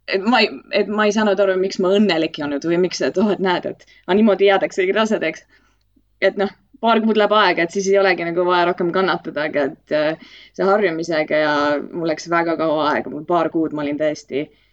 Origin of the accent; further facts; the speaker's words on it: Estonia; moved away as an adult; also born or lived in Ireland / London, United Kingdom; ma olen Eestist eemal olnud kuusteist aastat. ma läksin äh, Iirimaale esialgu